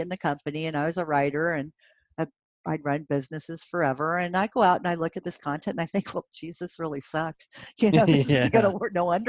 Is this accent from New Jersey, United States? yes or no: no; Pennsylvania, United States; I grew up in Pennsylvania.